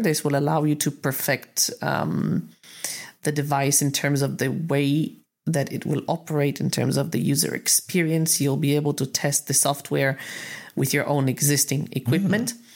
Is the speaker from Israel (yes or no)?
yes; Israel; I'm from Israel